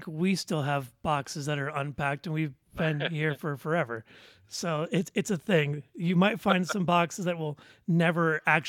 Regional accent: Detroit, Michigan, United States; moved away as an adult; now in Central Florida, United States; almost 30, born and raised in Southwest Detroit. You know, I graduated from Central Michigan University, and now I live in a theme park capital of the world, Central Florida.

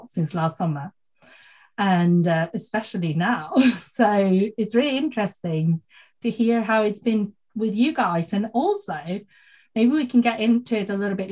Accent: Sweden; moved away; also born or lived in South Korea; I'm adopted from South Korea and I grew up in Sweden

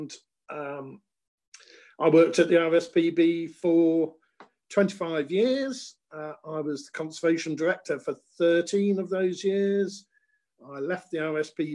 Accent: Bristol, South West England, United Kingdom; also born or lived in Pensford; I grew up in Bristol, and just south of Bristol. Lived in the countryside in a place called Pensford

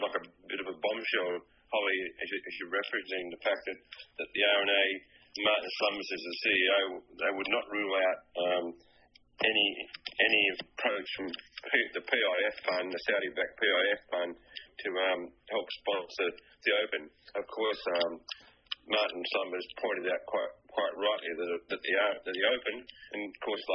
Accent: Australia; I'm Australian to the core

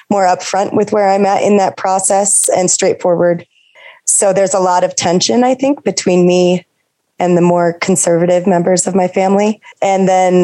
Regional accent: Seattle, Washington, United States; moved away as an adult; now in Denver, United States; I grew up in Seattle, but I'm currently located in Denver

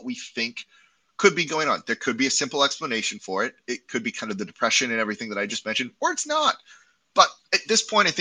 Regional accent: Los Angeles, California, United States; now in New Orleans, United States; I'm from Los Angeles originally. I've lived here since 2004.

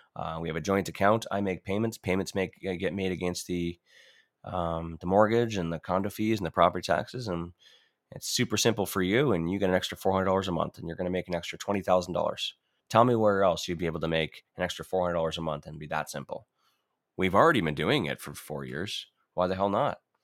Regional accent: Ontario, Canada; moved away; I'm from Ontario. Originally, I'm born and bred there

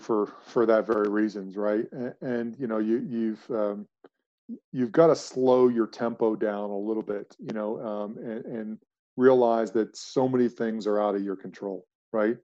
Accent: United States; moved away as an adult; also born or lived in United Kingdom; being an American in a UK environment

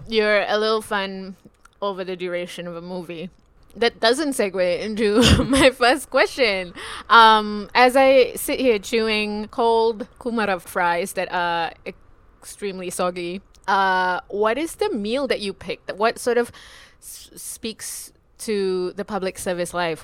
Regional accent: Singapore; I'm from Singapore

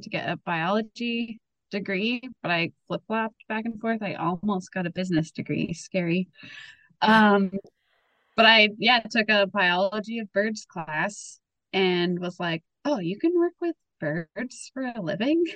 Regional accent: Winnipeg, Manitoba, Canada; I was born and raised in Winnipeg

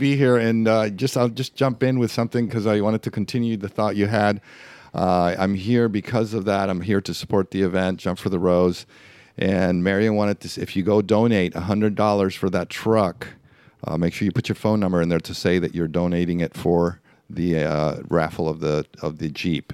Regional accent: Mexico; first language Spanish; English is a second language; moved away as an adult; also born or lived in El Paso, Texas / Los Angeles; now in Florida, United States; I was raised in Mexico my first twenty years, so I'm, I, Spanish is my first language

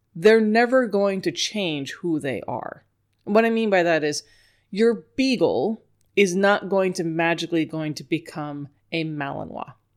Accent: New York, United States; accent: New York; I was born in New York.

